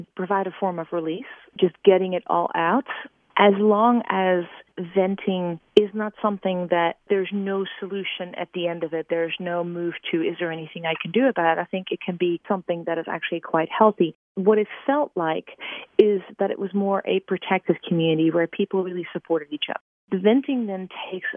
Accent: Amsterdam, North Holland, Netherlands; moved away; I'm from Amsterdam

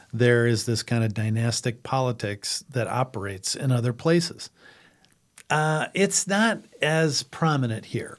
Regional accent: Madison, South Dakota, United States; also born or lived in Lincoln County, South Dakota; I grew up in Madison in Lake County

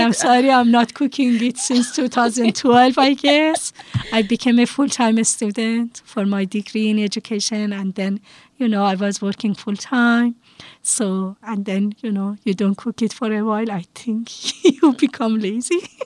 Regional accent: Tehran, Tehran Province, Iran; moved away as an adult; now in Bethel, United States; I grew up in Yakhchiabad, in the middle of Hostel and Bostel of uh, Tehran, uh, capital city of Iran. I lived in Iran until I was uh, 31 years old

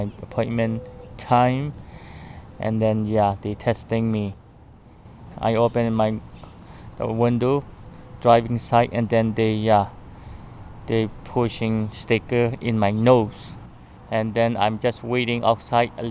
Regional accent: Chin State, Myanmar; now in Garden City, United States; I am from Myanmar, Burma

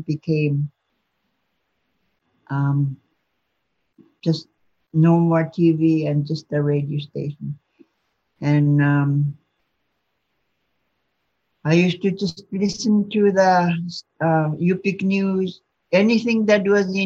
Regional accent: Chevak, Alaska, United States; moved away; also born or lived in Bethel; I'm originally from Chivak.

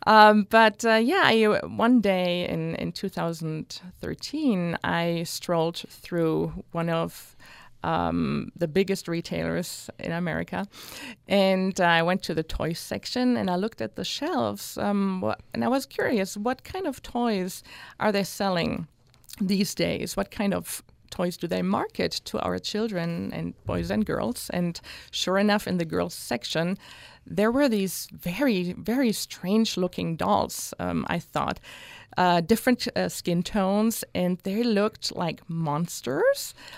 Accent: Hanau, Hesse, Germany; moved away; also born or lived in Newcastle upon Tyne; growing up in Hanau and the area

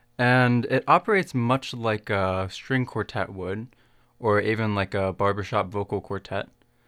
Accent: Cincinnati, Ohio, United States; I'm the soprano saxophonist of the Blue Quartet, and I grew up in Cincinnati, Ohio.

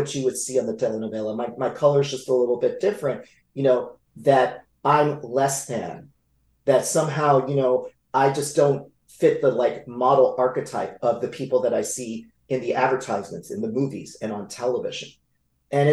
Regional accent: Los Angeles, California, United States; we lived in Echo Park, which was a predominantly Mexican-American community

